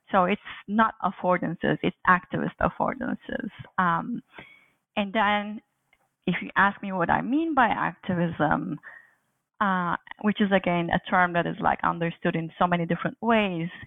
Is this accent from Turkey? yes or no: yes; Turkey; moved away as an adult; also born or lived in Aberystwyth, Wales; now in Montreal, Canada; I was born and raised in Turkey